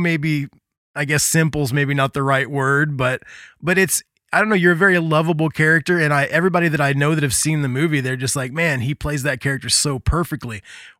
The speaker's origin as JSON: {"language": "English", "region": "Indiana", "country": "United States", "tie": "born or raised there", "said": "growing up in Indiana, being in punk bands"}